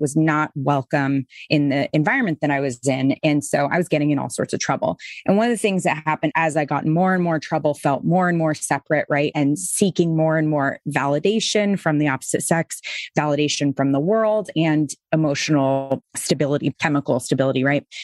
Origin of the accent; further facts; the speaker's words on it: Boston, Massachusetts, United States; moved away; I was Episcopal, I was from Boston